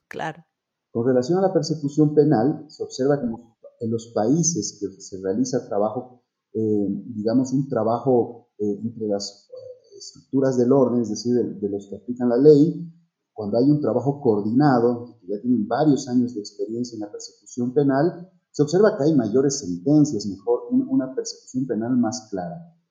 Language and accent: Spanish; Bolivia; en mi país, en Bolivia